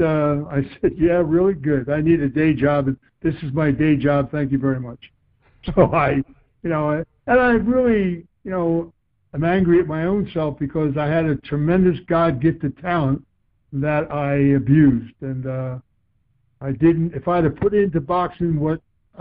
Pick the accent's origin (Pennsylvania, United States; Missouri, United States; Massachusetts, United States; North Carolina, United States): Pennsylvania, United States; Philadelphia; moved away as an adult; also born or lived in Boston / San Diego; I was from Philadelphia.